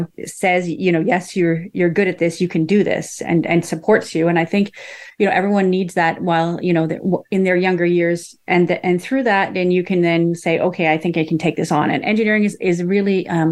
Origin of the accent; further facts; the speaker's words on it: Ottawa, Ontario, Canada; now in Vancouver, Canada; I grew up mostly in Ottawa in Canada